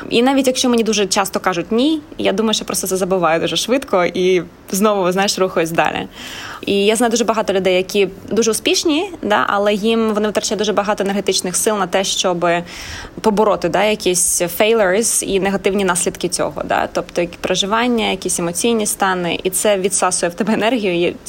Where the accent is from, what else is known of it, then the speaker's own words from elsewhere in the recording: Ukraine; now in Australia; тут, в Австралії, то дуже часто кажуть, що о, я з України, там дуже важка реальність, і тому в мене такий е, закалений характер, да, тому що я мій бекграунд він звідти.